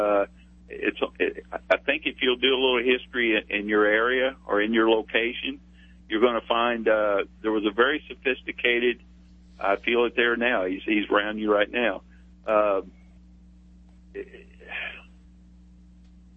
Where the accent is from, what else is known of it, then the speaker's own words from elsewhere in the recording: Larry Bird Country, Indiana, United States; I'm from Larry Bird Country